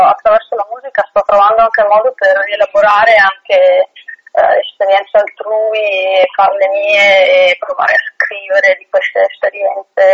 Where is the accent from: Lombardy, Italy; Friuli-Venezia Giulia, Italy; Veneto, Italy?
Veneto, Italy; Belluno; moved away as an adult; now in Province of Treviso, Italy; sono di Belluno, anche se vivo in provincia di Treviso